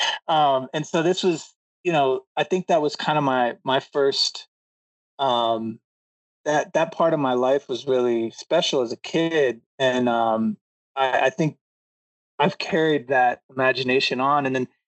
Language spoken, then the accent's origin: English; Atlanta, Georgia, United States; I grew up in the South. My family, I grew up in Georgia, in Atlanta